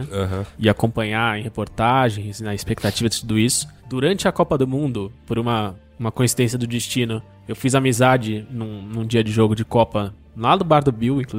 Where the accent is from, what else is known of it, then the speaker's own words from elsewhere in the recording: Fortaleza, Ceará, Brazil; Durante algum tempo fui professor de literatura em uma escola privada de Fortaleza, Ceará, minha cidade natal.